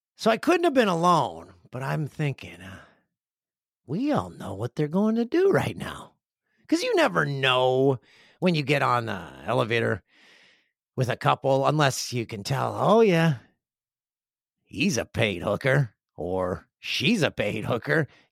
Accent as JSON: {"language": "English", "area": "Kawarthas", "region": "Ontario", "country": "Canada", "tie": "born or raised there", "moved": "yes", "said": "The one fifteen is a highway that I travel to my hometown, and it's the gateway to Kawarth, the Kawarthas"}